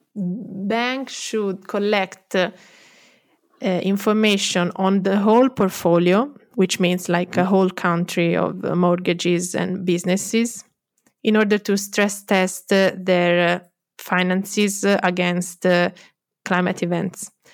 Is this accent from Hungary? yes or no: no; Florence, Tuscany, Italy; also born or lived in London; I'm from Florence.